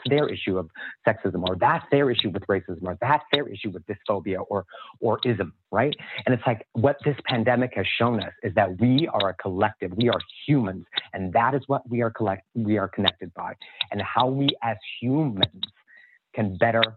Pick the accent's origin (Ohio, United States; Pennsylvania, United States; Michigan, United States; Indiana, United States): Indiana, United States; I grew up in Indiana in an all-white town